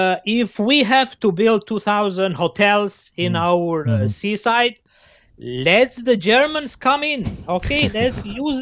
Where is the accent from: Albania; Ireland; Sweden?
Albania; now in Belgium; I'm from Albania?